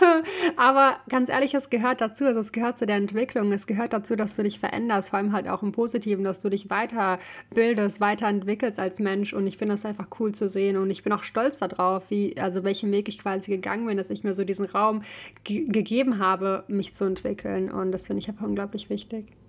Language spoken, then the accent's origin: German; Ukraine; now in Germany; ich komme halt ursprünglich aus der Ukraine